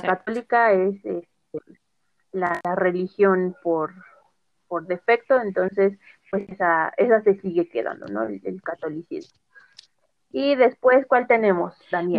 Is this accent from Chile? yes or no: no; Mexico